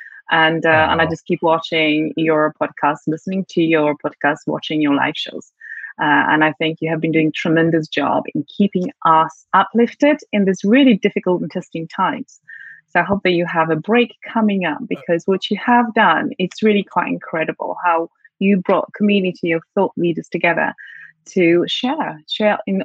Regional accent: Poland; accent: British; English is a second language; moved away as an adult; now in London, United Kingdom; I'm originally from Poland, where I grew up. I went to school, high school there, and I came to London to come to university.

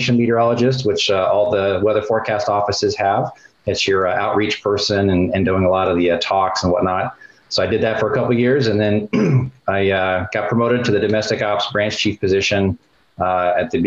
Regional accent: Colorado, United States; moved away as an adult; Growing up in Colorado

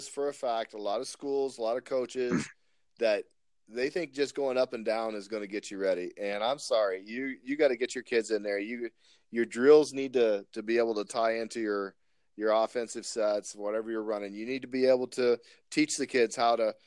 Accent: Texas, United States; now in Spokane Valley, United States; I grew up in Texas

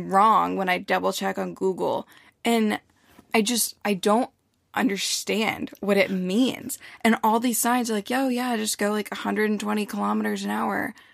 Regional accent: United States; I'm American.

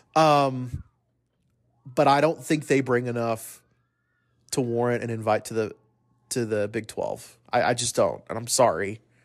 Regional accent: El Paso, Texas, United States; I grew up in El Paso

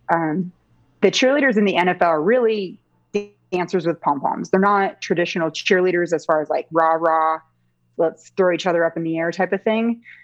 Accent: Seattle, Washington, United States; I grew up in the Seattle area

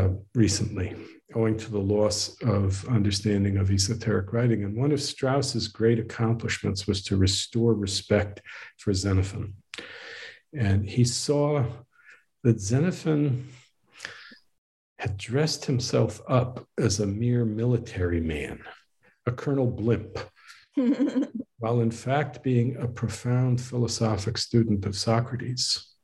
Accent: Northeast, United States; but I was raised in the Northeast, so this is in a way coming home.

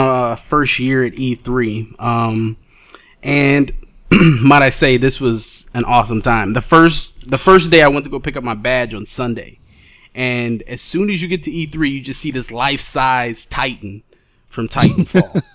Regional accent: Detroit, Michigan, United States; I hail from Detroit, Michigan

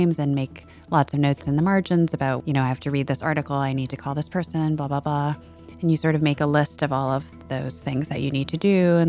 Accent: Seattle, Washington, United States; moved away as an adult; I grew up on the West Coast in the Seattle area, and I've been out here since college, basically.

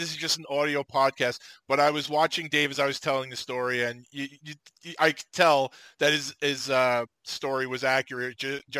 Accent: Slovakia; I had never seen a cell phone. I'm from Slovakia.

